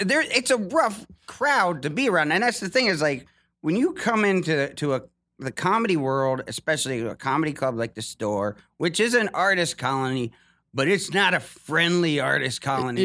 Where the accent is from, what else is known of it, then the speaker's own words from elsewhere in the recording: Ohio, United States; moved away as an adult; I'm from Ohio